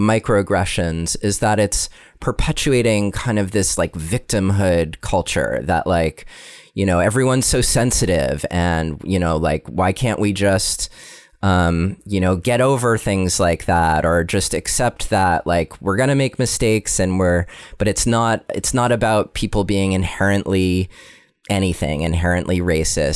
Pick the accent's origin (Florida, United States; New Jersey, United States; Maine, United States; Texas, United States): Maine, United States; I also grew up in Maine, where it's a pretty homogenous